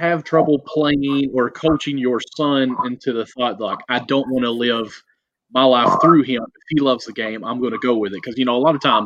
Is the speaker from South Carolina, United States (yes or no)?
no; Harlan, Kentucky, United States; I'm from Harlan, not Venezuela